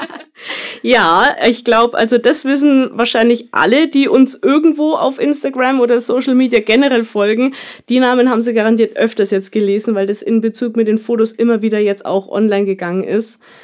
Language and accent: German; Kulmbach, Bavaria, Germany; bei uns in Kulmbach